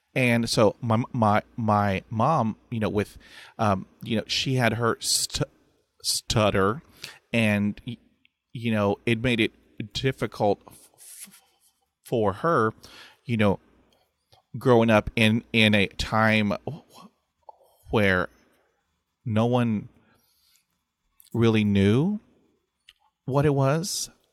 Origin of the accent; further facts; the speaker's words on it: Texas, United States; I'm from Texas, and we say, "Bless your heart,"